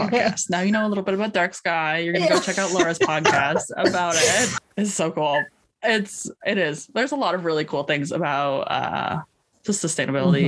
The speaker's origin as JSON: {"language": "English", "town": "Vancouver", "region": "British Columbia", "country": "Canada", "tie": "born or raised there", "also_born_or_lived": "Missouri", "said": "I grew up in this big city. I grew up in Vancouver-ish area"}